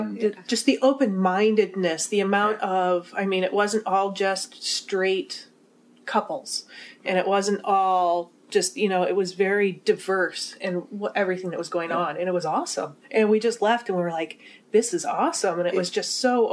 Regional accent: Midwest, United States; we're from the Midwest.

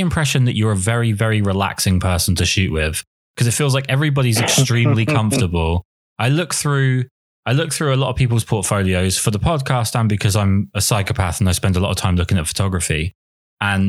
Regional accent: England, United Kingdom; I'm English

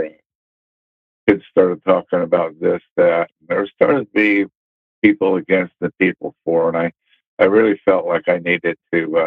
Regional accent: Pacific Northwest, United States; also born or lived in Camp Pendleton, California; I was raised in the Pacific Northwest, mainly Northeast Oregon, Southeast Washington.

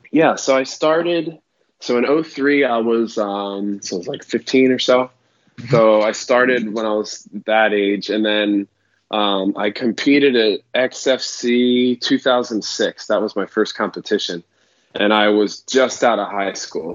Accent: Baltimore, Maryland, United States; also born or lived in South Carolina; now in Orlando, United States; so I am in Orlando, Florida. I'm just outside of Orlando, but I'm from Baltimore, Maryland originally

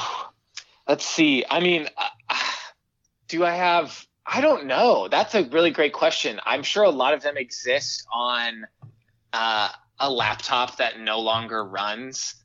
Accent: Houston, Texas, United States; now in Chicago, United States; I'm actually calling you from my childhood bedroom at my parents' house

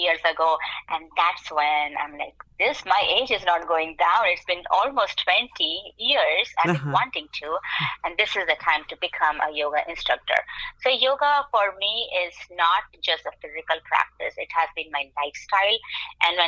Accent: India; now in Lehigh Valley, United States; me being from an Indian origin

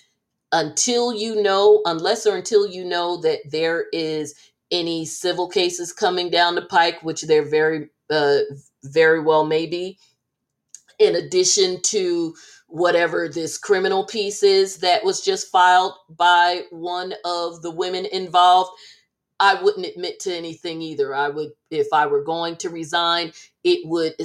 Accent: New Jersey, United States; I'm from Jersey

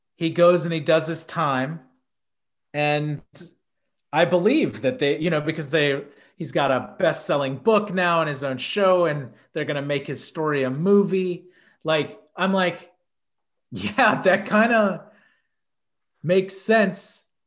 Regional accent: Houston, Texas, United States; I grew up in Houston

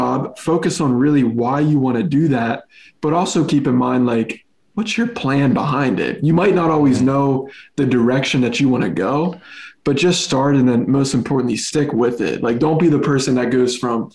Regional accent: Chambersburg, Pennsylvania, United States; also born or lived in Los Angeles, United States; now in Texas, United States; I'm from Pennsylvania, a town called Chambersburg, right? It's literally Amish and Mennonite people

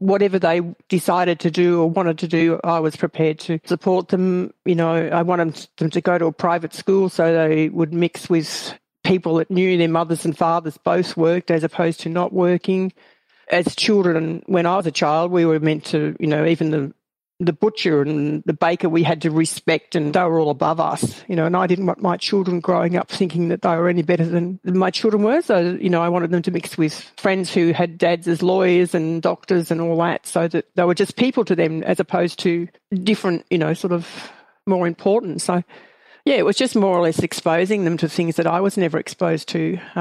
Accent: Ballarat, Victoria, Australia; I grew up on a small farm near a place called Ballarat, which is about an hour from where I live now

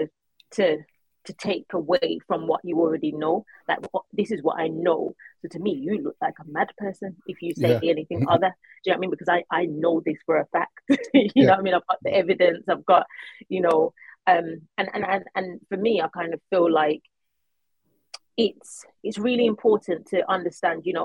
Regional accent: Birmingham, West Midlands, United Kingdom; I was brought up in Huckley, Birmingham with my by my mum

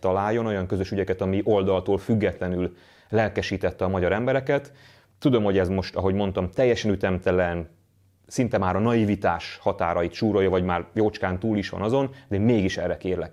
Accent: Hungary; magyarként, magyar társadalomként, magyar nemzetként

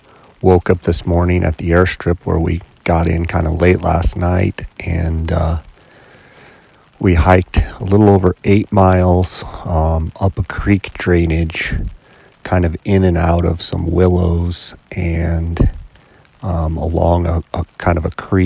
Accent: Arizona, United States; I'm from Arizona

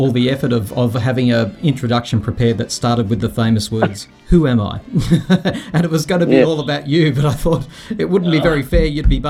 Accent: Sydney, New South Wales, Australia; I grew up in Bondi.

